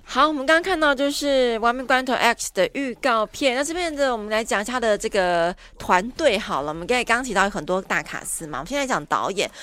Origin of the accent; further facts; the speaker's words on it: Taiwan; 所以我们台湾人自己要加油一下哈